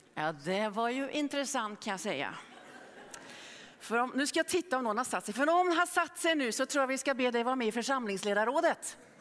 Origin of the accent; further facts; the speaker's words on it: Norway; now in Gothenburg, Sweden; jag var bara nio år gammal när fröken Astrid Sörensen hemma i Norge frågade klassen